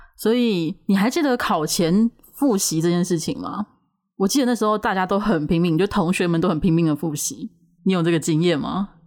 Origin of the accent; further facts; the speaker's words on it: Taiwan; 因为我们都是九年级生，就是在台湾没错